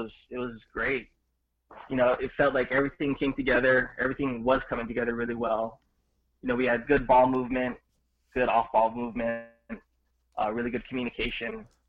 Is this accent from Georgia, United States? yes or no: no; Mililani, Hawaii, United States; now in Honolulu, United States; So yeah, where I grew up was pretty much a suburb. You know, it was really good. Growing up, it was pretty much beach every weekend, playing outside with your friend